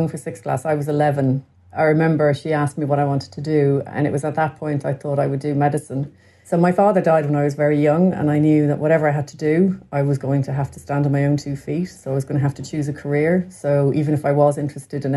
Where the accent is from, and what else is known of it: Dublin, Leinster, Ireland; born or raised there; also born or lived in Clare